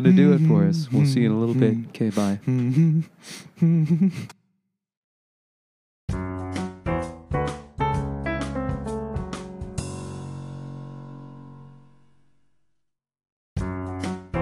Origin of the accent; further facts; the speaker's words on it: Michigan, United States; we're from Michigan